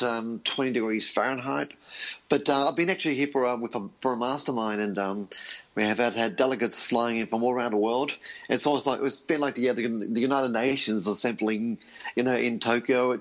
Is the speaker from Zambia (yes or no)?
no; Australia; I was born in Australia to Greek parents who had migrated from Europe